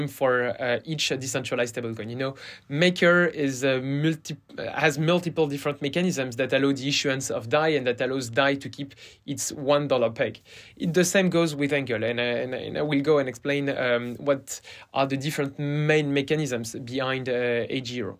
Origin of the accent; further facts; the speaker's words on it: France; accent: French; English is a second language; also born or lived in Stanford, United States; So I'm French, and you will hear it from my accent.